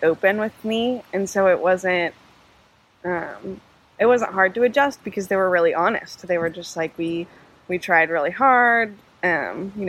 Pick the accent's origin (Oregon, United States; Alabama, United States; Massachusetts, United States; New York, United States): Oregon, United States; Beaverton; I grew up in Beaverton, so just outside of Portland